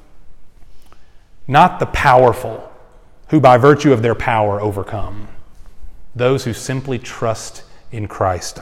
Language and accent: English; Houston, Texas, United States; I grew up in the Houston area in Texas.